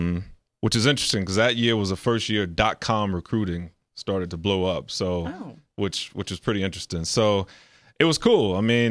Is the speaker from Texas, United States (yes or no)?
yes; Texas, United States; so I grew up in Texas where football is king.